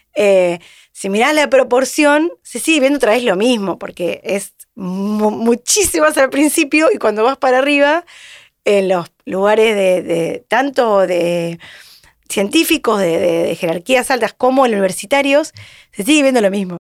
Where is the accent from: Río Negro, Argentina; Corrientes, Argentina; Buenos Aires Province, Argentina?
Buenos Aires Province, Argentina; Mar del Plata; moved away as an adult; now in Buenos Aires, Argentina; yo vine de Mar del Plata, hice cuatro materias acá en Buenos Aires